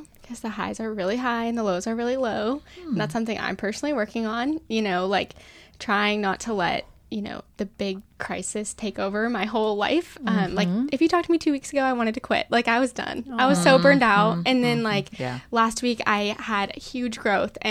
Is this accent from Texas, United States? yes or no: no; Outside of Portland, Oregon, United States; moved away; There's a place in my hometown that has one branded for like my hometown.